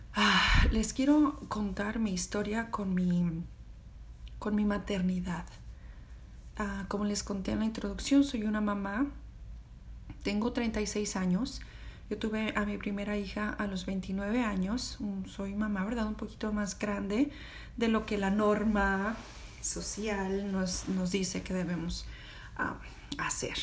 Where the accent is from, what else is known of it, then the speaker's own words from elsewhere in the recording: Mexico; moved away as an adult; also born or lived in Austin, Texas; now in United States; yo soy de México